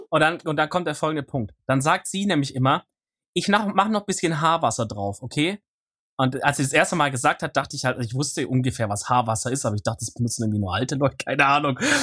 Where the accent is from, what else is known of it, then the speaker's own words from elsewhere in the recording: near Stuttgart, Baden-Württemberg, Germany; ich komme aus der Nähe von Stuttgart